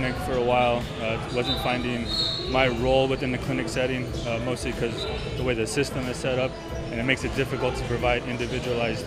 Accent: Lordsburg, New Mexico, United States; also born or lived in Madison, Wisconsin; now in Las Cruces, United States; growing up in Lordsburg, we're limited on resources

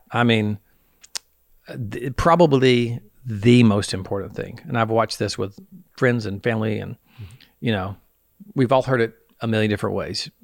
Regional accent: the South, United States; I'm from the South

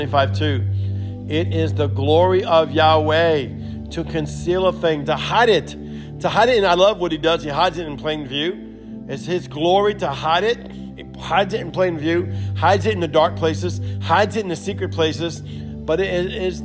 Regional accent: Louisiana, United States; accent: broken Cajun Creole English; first language English; I'm from America

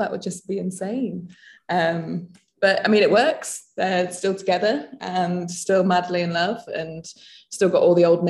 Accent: Nottingham, East Midlands, United Kingdom; moved away as an adult; also born or lived in the Alps; So I grew up in England. I grew up in Nottingham.

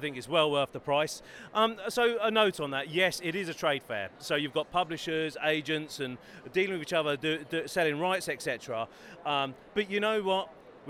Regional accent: Bedford, East of England, United Kingdom; also born or lived in Norwich; now in London, United Kingdom; I'm actually originally from Bedford. Yeah, grew up there. Lived in Norwich for over 10 years. Moved to Norwich and came down to London.

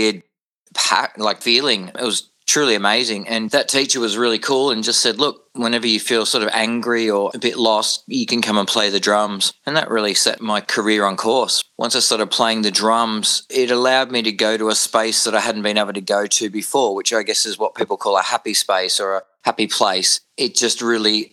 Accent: Warragul, Victoria, Australia; moved away as an adult; also born or lived in Noble Park, Victoria; now in Adelaide, Australia; I was born in Noble Park in Victoria, which is a southeast suburb, and we moved down to dairy farming community down in Gippsland, Victoria, specifically a place called Allenbank and Bullen, and then eventually settling in Warrigal, which is a farming town

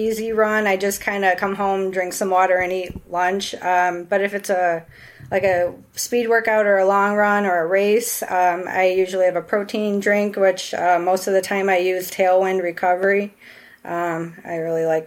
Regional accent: about an hour outside of Chicago, Illinois, United States; I'm from about an hour outside of Chicago. I've lived around this area my whole life.

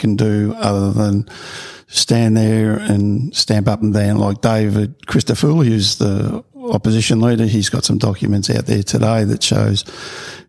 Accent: Victoria, Australia; now in Gold Coast, Australia; I grew up in Victoria and we had the upper house, lower house, and when we first moved up here in 2004

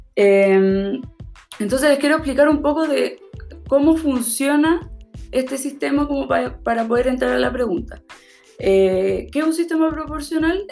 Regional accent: Valparaíso, Chile; nosotros somos de Valparaíso.

